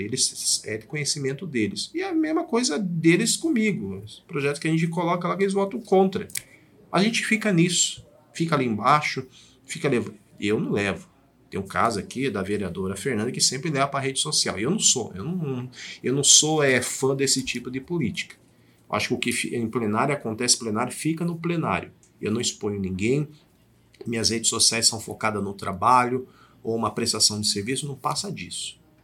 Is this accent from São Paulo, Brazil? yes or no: yes; Diadema, São Paulo, Brazil; now in Sorocaba, Brazil; eu não sou sorocabano, eu nasci em Diadema